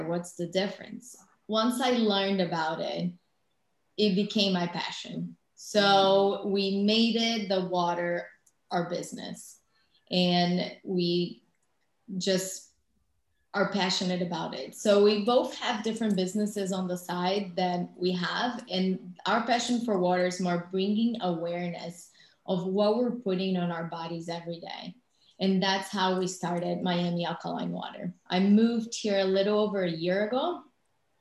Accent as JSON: {"language": "English", "country": "Brazil", "moved": "as an adult", "lives_now": "United States", "said": "I'm originally from Brazil. I moved to the U.S."}